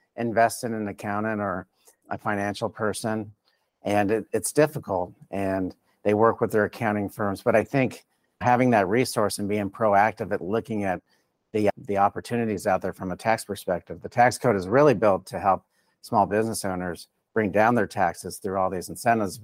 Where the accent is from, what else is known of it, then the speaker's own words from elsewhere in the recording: South Florida, United States; moved away as an adult; also born or lived in Colorado; born and raised in South Florida in a Hispanic community